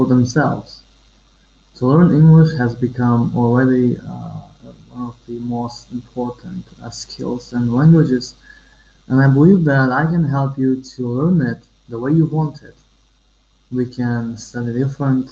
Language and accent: English; Uzbekistan; I'm from Uzbekistan, Central Asia